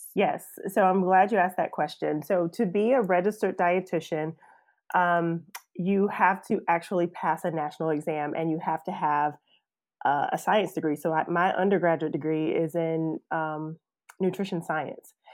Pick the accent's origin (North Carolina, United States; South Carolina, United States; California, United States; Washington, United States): South Carolina, United States; moved away as an adult; also born or lived in Atlanta; I'm, I'm from South Carolina, but came down to Atlanta to go to Georgia Tech